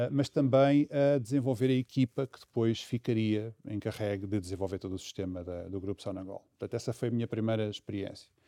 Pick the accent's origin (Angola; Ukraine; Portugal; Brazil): Angola; born there; moved away; Enfim, eu nasci em Angola e, portanto, tinha essa ambição e esse sonho de voltar a Angola.